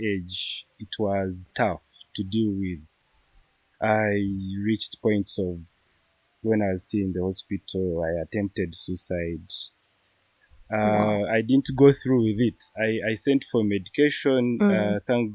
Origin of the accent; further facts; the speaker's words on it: Kawale, Western Region, Uganda; I am from Kawale in Western Uganda